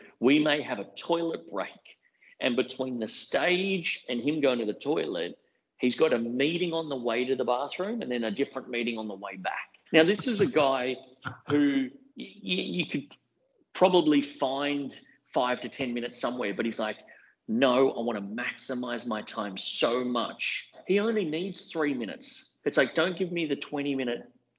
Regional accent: Brisbane, Queensland, Australia; I'm a young guy, but I grew up in Brisbane

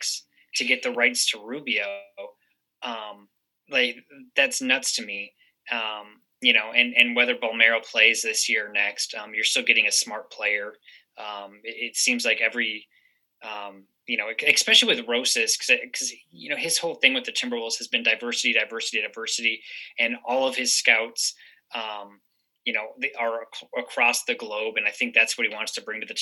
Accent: Minnesota, United States; growing up in Minnesota

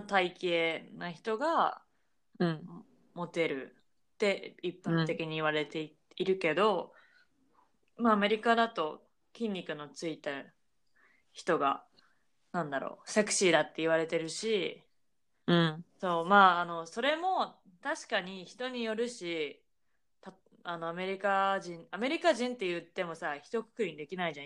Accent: Japan; moved away as an adult; also born or lived in Canada / United States; 日本で育ってきた

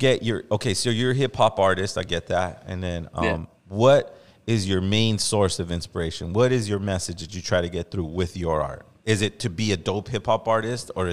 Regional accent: Los Angeles, California, United States; I was born and raised in Los Angeles.

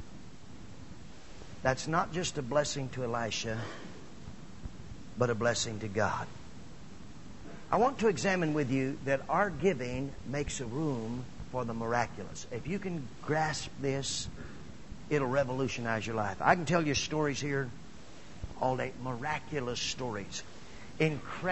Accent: Midwest, United States; moved away; also born or lived in Phoenix, Arizona; I was actually from the Midwest

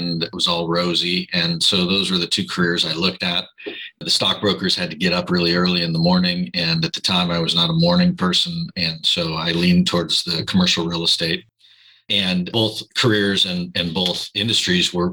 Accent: Chicago, Illinois, United States; also born or lived in Southern California; now in Newport Beach, United States; I'm originally from Chicago, but I've lived here in Southern California for as long enough to be native

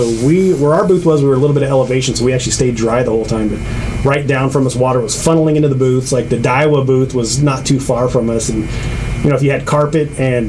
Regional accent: Long Beach, California, United States; I grew up in Long Beach, California, born and raised.

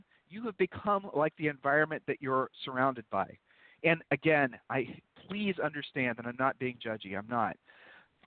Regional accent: Columbus, Ohio, United States; moved away; also born or lived in Georgetown; we're originally from Columbus, Ohio

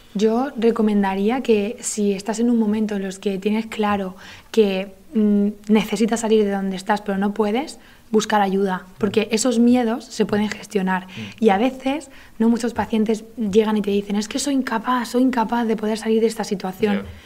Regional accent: Granada, Andalusia, Spain; moved away; Yo soy de Granada

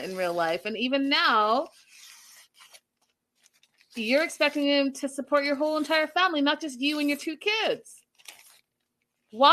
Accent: Canada; moved away; also born or lived in United States; as a child growing up in Canada, we did do cow tipping

